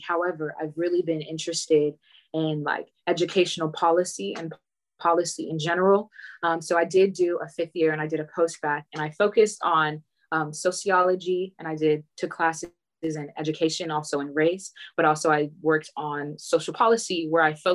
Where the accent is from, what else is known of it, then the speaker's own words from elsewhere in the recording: Katy, Texas, United States; my hometown, Katy